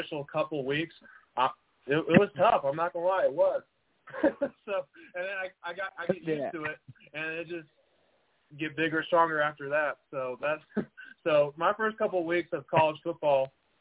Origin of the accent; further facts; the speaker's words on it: San Angelo, Texas, United States; also born or lived in Dallas, Texas; I played my ball at San Angelo Central here in San Angelo, Texas